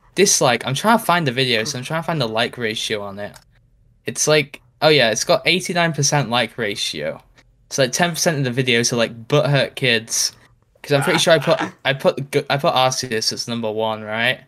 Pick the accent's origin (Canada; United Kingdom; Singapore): United Kingdom; I'm British